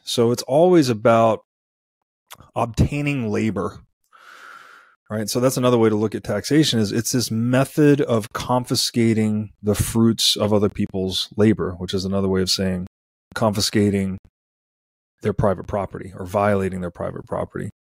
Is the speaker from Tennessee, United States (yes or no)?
yes; Tennessee, United States; I grew up in Tennessee.